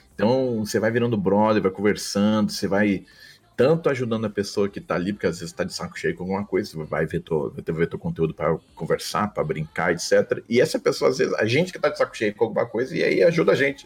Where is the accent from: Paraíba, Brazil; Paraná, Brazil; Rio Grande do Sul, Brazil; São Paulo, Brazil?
São Paulo, Brazil; São José dos Campos; born or raised there; accent: interior paulista; moved away as an adult; also born or lived in Belém, Pará; now in Rio de Janeiro, Brazil